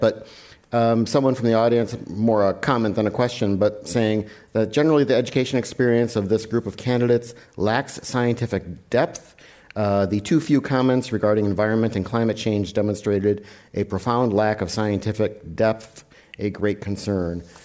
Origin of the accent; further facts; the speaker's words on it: Wisconsin, United States; I'm from Wisconsin